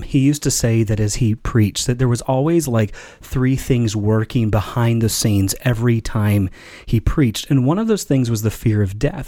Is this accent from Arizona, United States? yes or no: no; Elkhart, Indiana, United States; I grew up in Elkhart, Indiana, and they had the four H fair